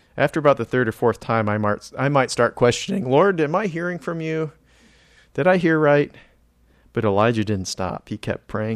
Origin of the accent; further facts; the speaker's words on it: California, United States; now in Florida, United States; I was born in California, so it was kinda desert climate out there